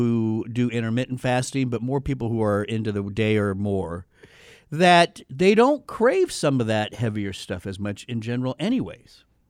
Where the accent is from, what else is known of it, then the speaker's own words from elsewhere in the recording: United States; because I'm an American.